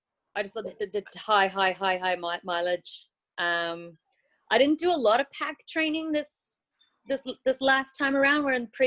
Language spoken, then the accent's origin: English; New Zealand; So what happens when I run as a Kiwi, exactly.